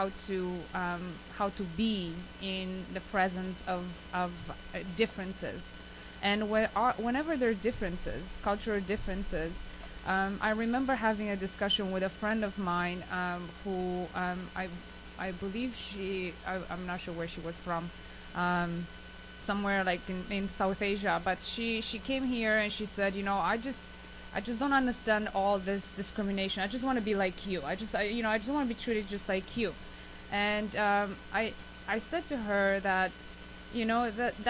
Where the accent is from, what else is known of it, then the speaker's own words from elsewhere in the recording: Romania; now in Canada; I came from Romania